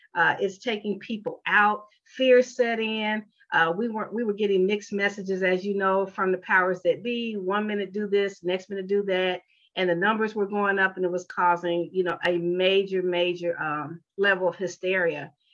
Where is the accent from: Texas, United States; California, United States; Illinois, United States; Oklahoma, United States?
Illinois, United States; Chicago; moved away as an adult; now in Atlanta, United States; I hail from Chicago, Illinois, born and raised